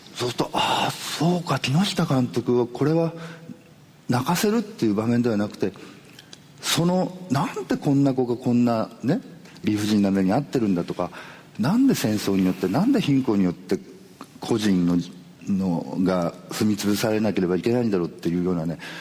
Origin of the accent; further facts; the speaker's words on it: Nagasaki, Japan; 僕長崎県なんですけどもね